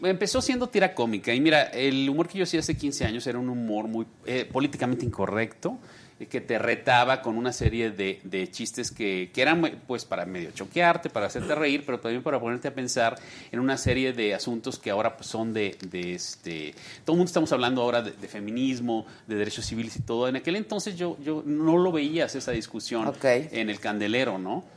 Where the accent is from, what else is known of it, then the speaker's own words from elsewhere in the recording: Sonora, Mexico; also born or lived in Monterrey; now in Mexico City, Mexico; yo soy sonorense.